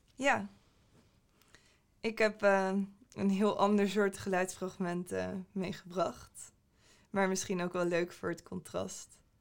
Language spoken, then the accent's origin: Dutch; Groningen, Netherlands; moved away; oorspronkelijk kom ik uit Groningen. Ik ben daar opgegroeid.